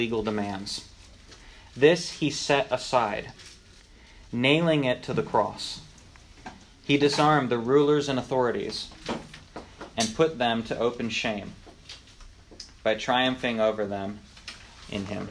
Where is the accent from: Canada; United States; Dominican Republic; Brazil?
United States; North Dakota; moved away; when I grew up in North Dakota, right, I grew up on a farm in the middle of nowhere